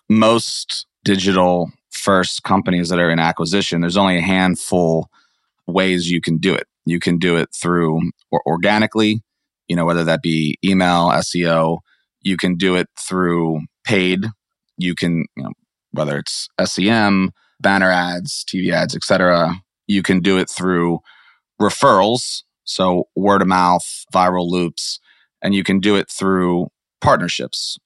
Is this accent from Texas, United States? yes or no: no; Maryland, United States; moved away as an adult; also born or lived in San Francisco / Atlanta; I grew up in Maryland.